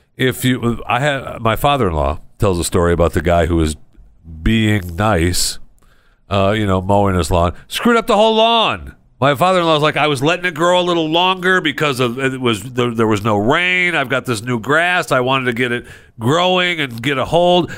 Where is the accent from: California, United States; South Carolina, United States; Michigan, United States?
Michigan, United States; moved away; It's going on in my home state.